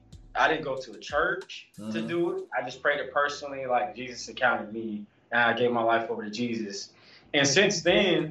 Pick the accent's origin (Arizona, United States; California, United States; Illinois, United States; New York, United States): California, United States; Los Angeles; also born or lived in Georgia; now in Hattiesburg, United States; raised in Los Angeles for half of my life. I grew up playing football